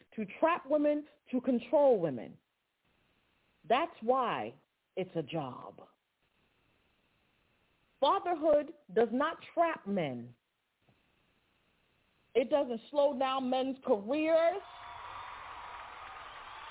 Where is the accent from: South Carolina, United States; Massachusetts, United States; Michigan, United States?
Massachusetts, United States; Boston; I'm from Boston, Massachusetts